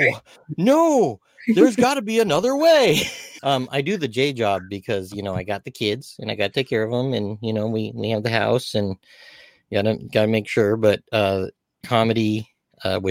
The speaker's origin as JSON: {"language": "English", "town": "Walnut", "region": "California", "country": "United States", "tie": "born or raised there", "said": "I grew up in Walnut, California"}